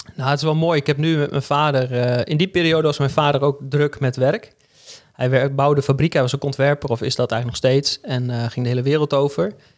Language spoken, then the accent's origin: Dutch; Hengelo, Overijssel, Netherlands; moved away as an adult; also born or lived in Arnhem; now in Groningen, Netherlands; geboren in Arnhem en opgegroeid in Hengelo. Dus Ik oh. ben eigenlijk een tukker